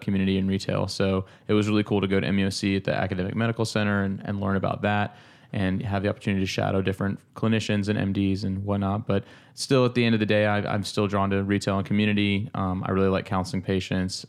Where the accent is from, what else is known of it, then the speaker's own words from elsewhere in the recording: Georgia, United States; moved away as an adult; now in Charleston, United States; back in, um, in Georgia, back in my hometown